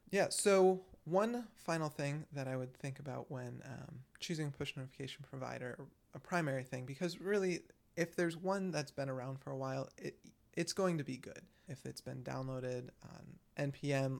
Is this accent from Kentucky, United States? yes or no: no; Michigan, United States; I'm from Michigan and I'm constantly called out for my accent